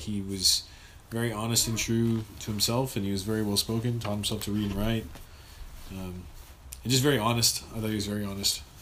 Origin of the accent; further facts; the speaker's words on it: Los Angeles, California, United States; I grew up in North Los Angeles